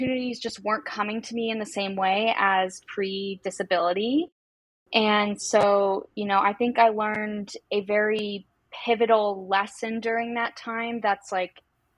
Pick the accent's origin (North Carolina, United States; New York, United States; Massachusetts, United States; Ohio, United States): Massachusetts, United States; now in Chicago, United States; I'm originally from Massachusetts